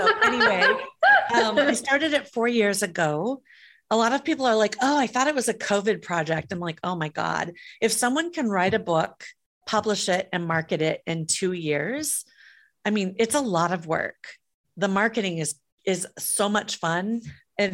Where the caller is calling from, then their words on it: California, United States; I'm in the San Francisco Bay Area.